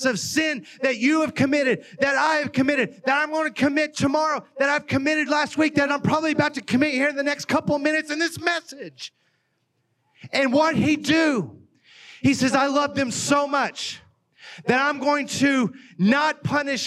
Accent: Oklahoma, United States; accent: Oklahoma; moved away as an adult; now in Ohio, United States; I grew up in Oklahoma. I'm from Oklahoma

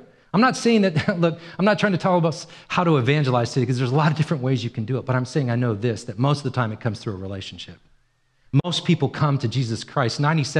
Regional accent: Ireland; I'm Irish. I was born in Ireland.

